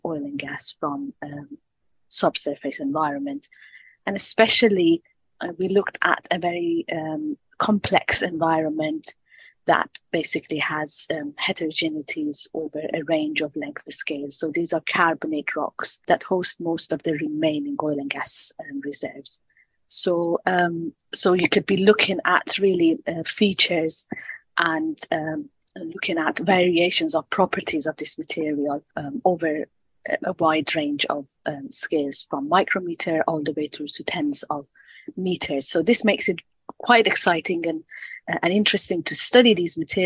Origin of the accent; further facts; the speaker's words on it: Iran; moved away as an adult; also born or lived in Paris / Edinburgh; now in United Kingdom; I'm originally from Iran